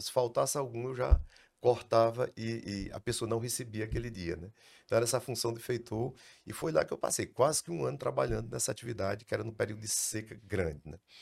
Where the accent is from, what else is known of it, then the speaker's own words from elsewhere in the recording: Iracema, Brazil; nasci em Iracema, 1960